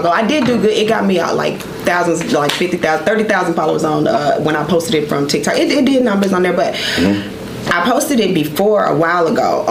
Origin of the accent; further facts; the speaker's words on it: Texas, United States; I'm from Texas.